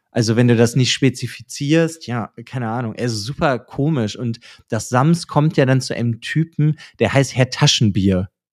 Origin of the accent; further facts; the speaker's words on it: Germany; bei uns in Deutschland